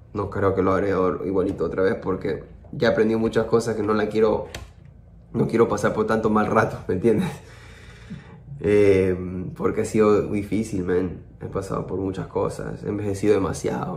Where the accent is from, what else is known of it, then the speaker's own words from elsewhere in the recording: Peru; yo como peruano